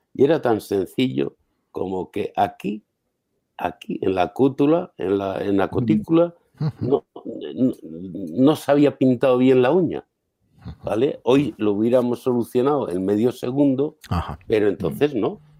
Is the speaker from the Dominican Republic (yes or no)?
no; San Sebastián, Basque Country, Spain; moved away; also born or lived in Madrid; yo soy de San Sebastián